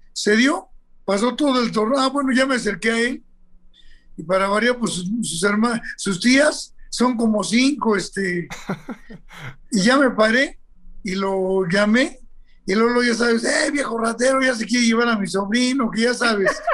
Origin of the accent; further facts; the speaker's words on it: Mexico; soy muy, muy mexicano